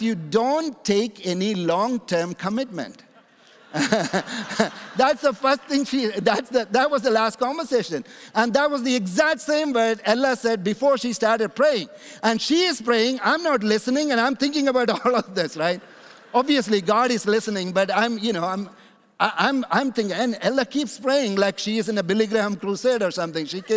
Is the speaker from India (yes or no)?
yes; India; also born or lived in Canada; now in United States; I'm originally born in India